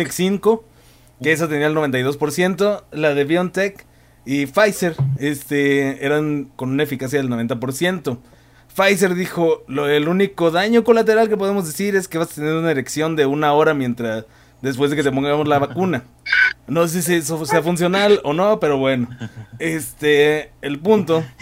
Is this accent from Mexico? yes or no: yes; Mexico; Uno como mexicano, este, bueno, uno como mexicano oh, entrenado en las escuelas públicas